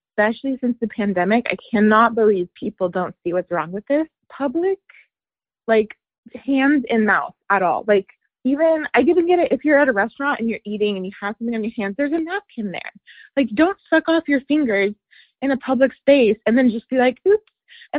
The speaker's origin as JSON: {"language": "English", "region": "Idaho", "country": "United States", "tie": "born or raised there", "lives_now": "Dallas, United States", "said": "I'm calling from Dallas, Texas, but I am an Idaho native, so shout out to Idaho people."}